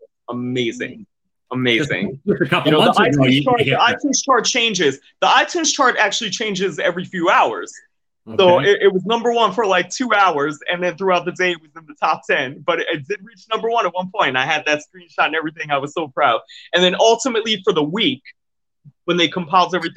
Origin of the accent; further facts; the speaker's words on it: New York City, New York, United States; moved away as an adult; also born or lived in Manhattan / Bronx / Brooklyn / Jersey City; now in Atlantic City, United States; I grew up in Queens, New York.